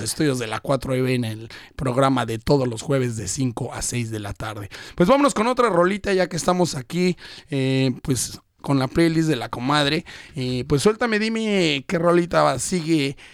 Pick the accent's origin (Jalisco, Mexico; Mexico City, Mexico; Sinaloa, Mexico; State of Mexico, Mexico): State of Mexico, Mexico; now in Brisbane, Australia; viene del mismo estado de México, de donde yo soy, orundo oriundo